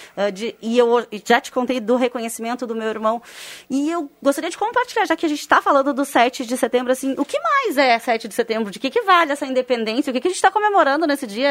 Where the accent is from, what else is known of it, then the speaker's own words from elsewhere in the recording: Barros Cassal, Rio Grande do Sul, Brazil; Eu sou de Barros Cassal, muitas pessoas sabem, e desfilei lá todos os anos